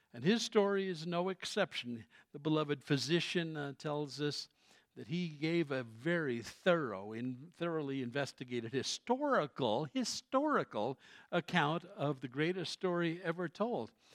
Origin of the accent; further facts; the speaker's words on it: Colorado, United States; also born or lived in New York City, United States; I've lived in this state since nineteen sixty-one.